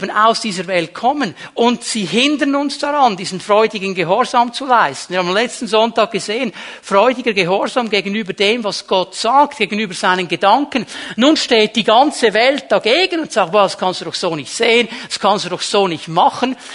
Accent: Zürich, Switzerland; ich bin nicht in Bern aufgewachsen. In Zürich haben wir gesagt, der Pfeufer und Zweckli.

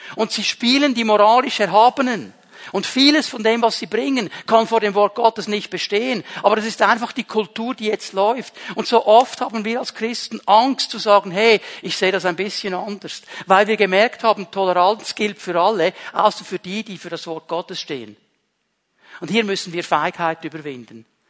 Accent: Zurich, Switzerland; accent: Zürichdeutsch; first language Swiss German; now in Bern, Switzerland; ich bin aufgewachsen in einem kleinen Bauerndorf und wir waren eine der wenigen Familien mit einem italienischen Vater, einer Schweizer Mutter. Ich bin in der Schweiz geboren. Ich kannte Italien nur von den Ferien. Ich kann auch nicht gut Italienisch, Schweizerdeutsch, Zürichdeutsch. So habe ich gelernt zu reden

